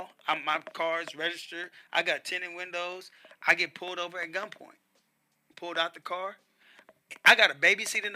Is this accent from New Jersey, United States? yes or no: no; Compton, California, United States; also born or lived in Louisiana; I grew up in Compton.